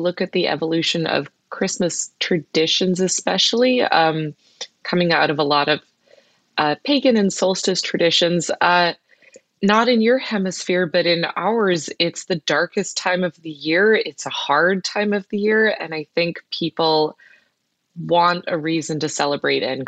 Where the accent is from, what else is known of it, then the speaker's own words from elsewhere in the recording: United States; moved away; also born or lived in Bangkok, Thailand; as an American coming from the, you know, home of this fast food franchise